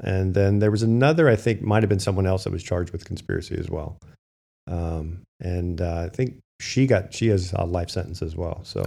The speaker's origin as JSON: {"language": "English", "town": "Hamburg", "region": "Pennsylvania", "country": "United States", "said": "I'm from Berks County"}